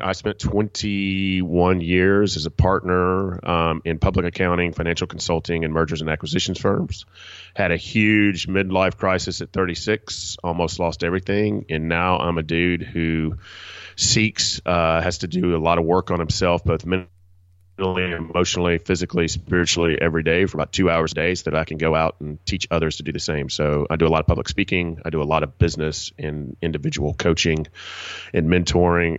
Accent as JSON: {"language": "English", "town": "Atlanta", "region": "Georgia", "country": "United States", "said": "I'm from Atlanta, Georgia, in Southeast United"}